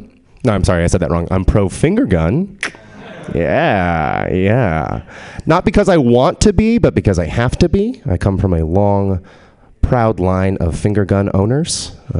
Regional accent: San Antonio, Texas, United States; No, I'm from San Antonio, which is in Spanish. And the most important thing in San Antonio is probably the Alamo.

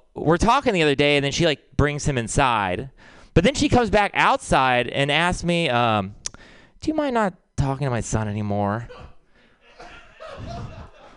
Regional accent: Texas, United States; I'm from Texas

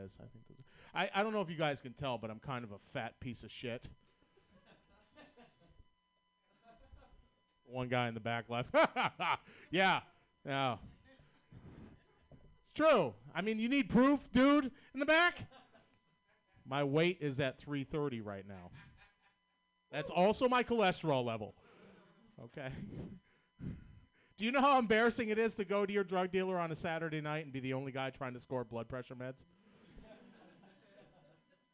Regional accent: Boston, Massachusetts, United States; accent: Boston; I'm from Boston, Massachusetts.

